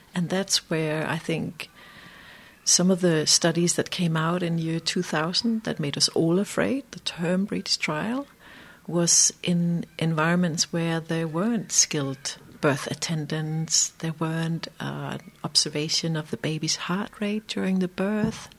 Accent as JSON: {"language": "English", "country": "Denmark", "also_born_or_lived": "Iceland", "moved": "as an adult", "said": "i'm a danish obstetrician"}